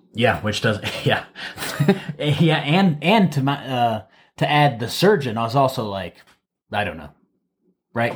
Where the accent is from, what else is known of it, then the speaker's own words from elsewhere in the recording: Wauseon, Ohio, United States; moved away; back home, I'm from Waseon, Ohio